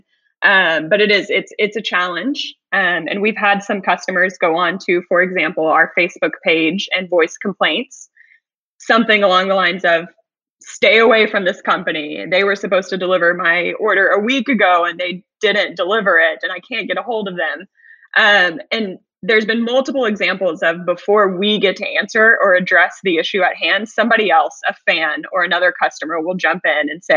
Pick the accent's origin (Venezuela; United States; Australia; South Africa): United States; Houston, Texas; born or raised there; moved away as an adult